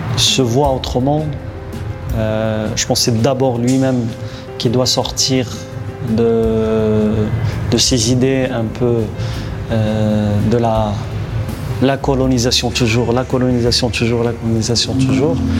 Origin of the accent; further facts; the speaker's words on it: Morocco; je suis marocain